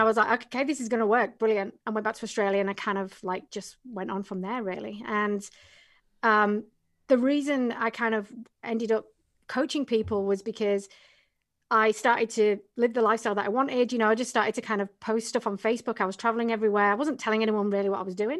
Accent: England, United Kingdom; moved away; originally from England

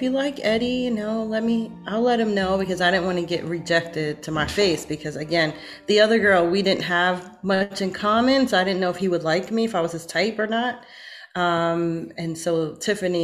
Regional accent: Brooklyn, New York, United States; we're both from Brooklyn, New York

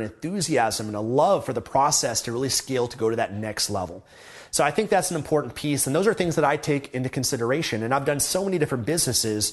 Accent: Canada; I'm from Canada

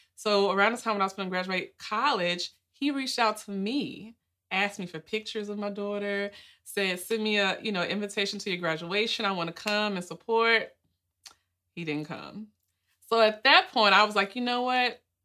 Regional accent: Nashville, Tennessee, United States; moved away as an adult; also born or lived in Miami, Florida; I'm originally from Nashville, Tennessee, born and raised, and I grew up in Edge Hill.

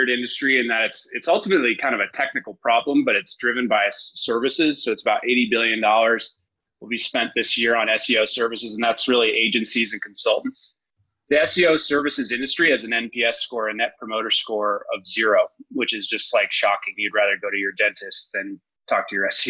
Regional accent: East Coast, United States; moved away as an adult; also born or lived in Salt Lake City, Utah; I'm from the East Coast

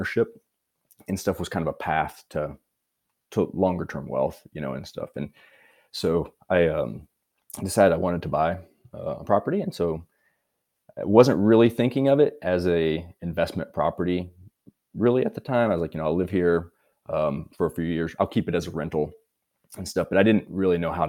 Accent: Missouri, United States; moved away as an adult; also born or lived in Hawaii / California / Colorado; now in United Kingdom; originally from Missouri and currently living in the United Kingdom

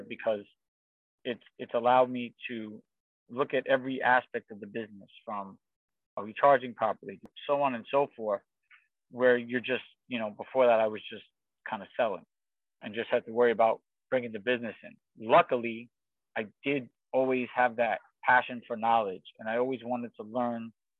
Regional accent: New York City, New York, United States; I grew up in Queens, New York

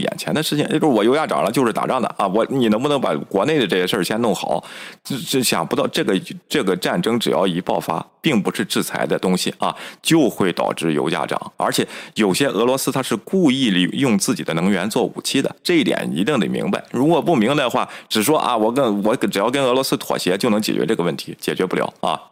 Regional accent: China; 我们中国人

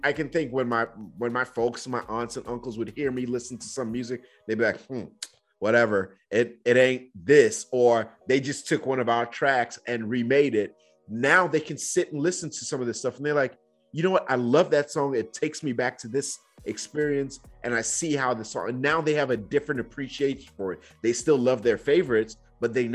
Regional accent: Nigeria; moved away; I grew up in Nigeria at that phase

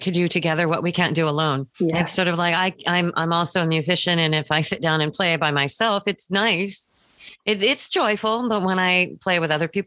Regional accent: West Coast Canada, Canada; I'm from West Coast Canada.

